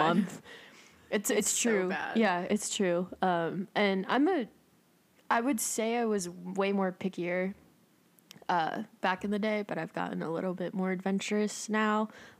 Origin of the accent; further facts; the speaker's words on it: El Salvador; I'm from El Salvador.